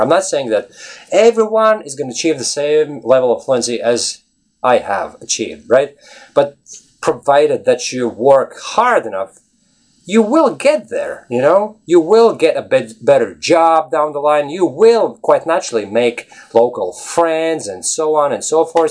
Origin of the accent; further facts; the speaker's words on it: Latvia; English is a second language; now in Ireland; I live in Ireland. Originally, I'm from Latvia